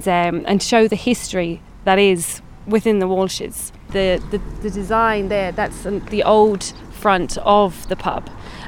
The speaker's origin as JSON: {"language": "English", "region": "London", "country": "United Kingdom", "moved": "yes", "lives_now": "Athlone, Ireland", "said": "I'm from London, I'm a blow-in"}